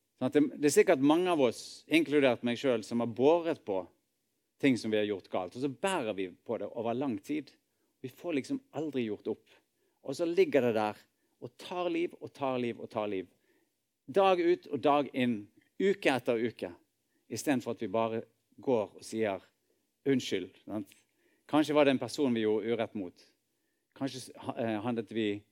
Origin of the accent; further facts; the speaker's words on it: Norway; vi er nordmenn og bor i dette landet